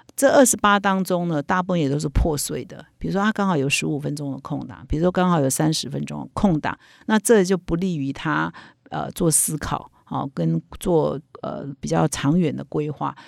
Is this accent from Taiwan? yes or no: yes; Taiwan; 我们台湾人